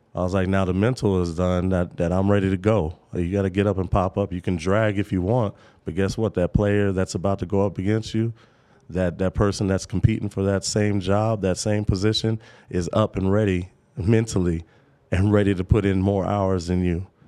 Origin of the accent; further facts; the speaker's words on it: Topeka, Kansas, United States; I'm from Topeka, Kansas